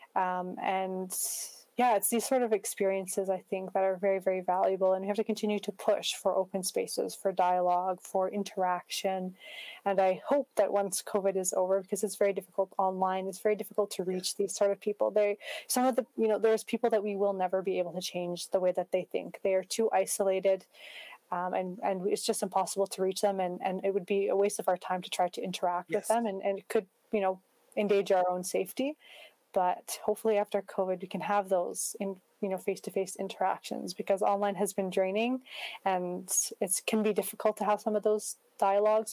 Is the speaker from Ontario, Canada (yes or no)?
no; Prince George, British Columbia, Canada; growing up as a Muslim in Prince George, it was a strong part of my identity.